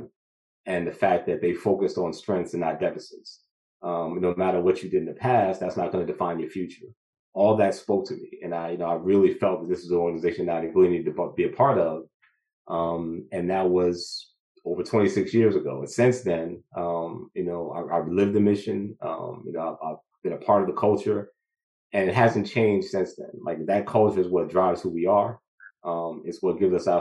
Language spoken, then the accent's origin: English; Newark, New Jersey, United States; born and raised in Newark, New Jersey